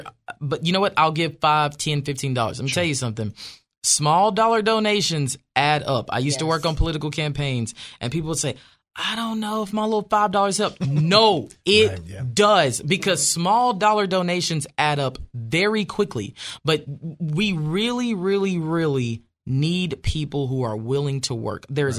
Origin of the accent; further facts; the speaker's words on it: Arkansas, United States; Yes, that is a Nashville number, but I am from Arkansas.